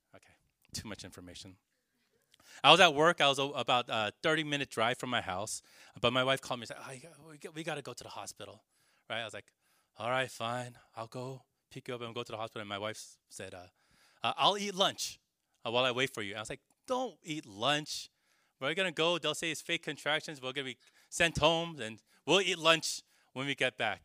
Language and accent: English; California, United States; now in New York, United States; Growing up in California